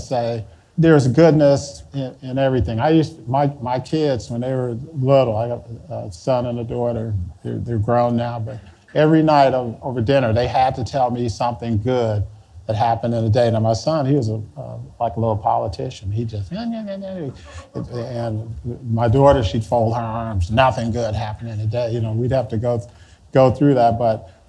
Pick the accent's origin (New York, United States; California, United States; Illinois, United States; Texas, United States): Illinois, United States; Chicago; moved away; I'm from Chicago